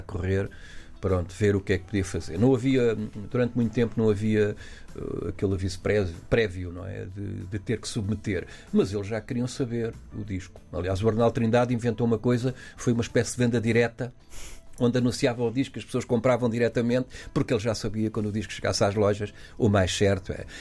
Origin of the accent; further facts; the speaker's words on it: Portugal; somos portugueses